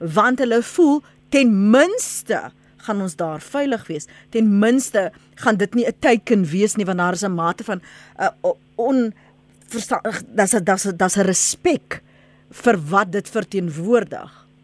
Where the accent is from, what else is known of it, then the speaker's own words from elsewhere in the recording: South Africa; ek as 'n Suid-Afrikaner, as 'n vrou